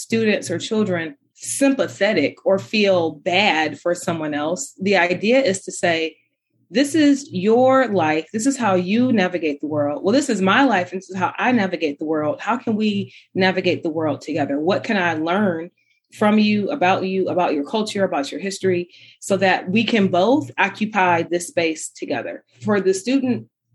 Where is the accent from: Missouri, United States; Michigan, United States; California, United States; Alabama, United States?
Michigan, United States; Detroit; moved away as an adult; also born or lived in Ann Arbor, Michigan / Las Vegas, Nevada; I grew up in Detroit in the 80s and 90s